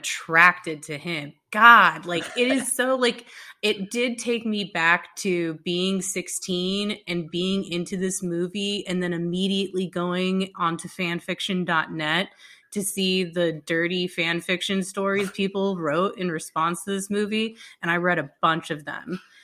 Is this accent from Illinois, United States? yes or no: no; Dallas, Texas, United States; I'm from Dallas